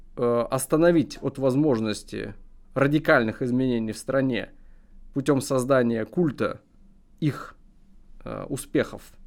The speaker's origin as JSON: {"language": "Russian", "country": "Russia"}